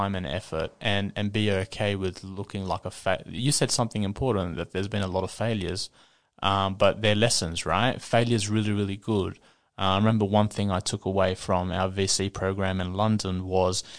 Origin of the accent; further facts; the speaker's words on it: Sydney, New South Wales, Australia; growing up in Western Sydney, around the corner from Frankie